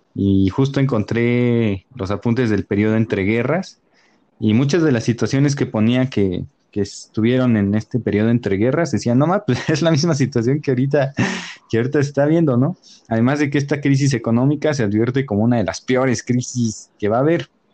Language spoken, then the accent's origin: Spanish; Mexico; como mexicanos